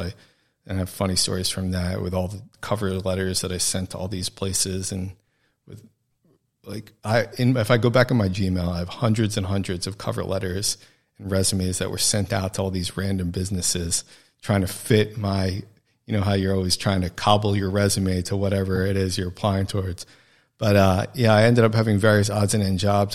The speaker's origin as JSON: {"language": "English", "region": "New Jersey", "country": "United States", "also_born_or_lived": "New York", "moved": "yes", "said": "I'm from New Jersey originally"}